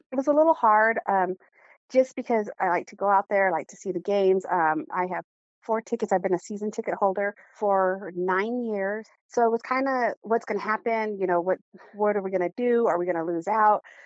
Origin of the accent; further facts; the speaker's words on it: Arizona, United States; I'm from Lehigh.